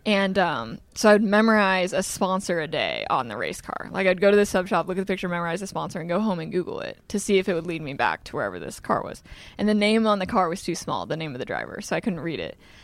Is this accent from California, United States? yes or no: no; Des Moines, Iowa, United States; also born or lived in Carlisle, Iowa; We grew up in Des Moines, but I went to school in a small town called Carlisle.